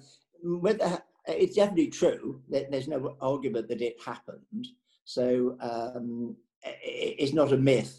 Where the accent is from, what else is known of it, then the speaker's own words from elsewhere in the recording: London, United Kingdom; I was born in Hammersmith Hospital, so which is quite away from here, but it's nevertheless Hammersmith Hospital. I lived in Bayswater at the time, in a beautiful house. We then moved to Shepherd's Bush when I went to school at Latimer School